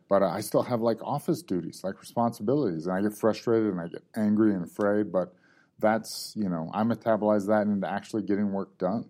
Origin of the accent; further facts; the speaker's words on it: Georgia, United States; also born or lived in Ohio; Ohio-ish by way of Georgia, mostly Georgia